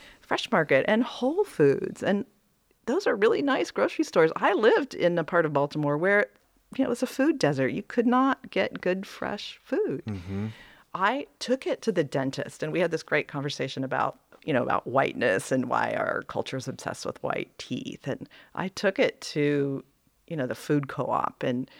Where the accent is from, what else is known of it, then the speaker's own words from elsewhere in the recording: East Germany, Germany; now in United States; But then when I tell people that I am from East Germany, all of a sudden I become exotic.